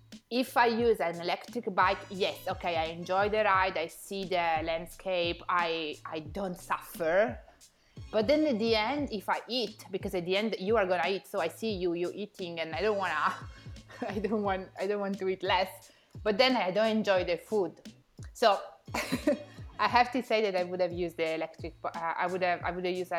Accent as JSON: {"language": "English", "region": "Piedmont", "country": "Italy", "said": "I come from Piedmont"}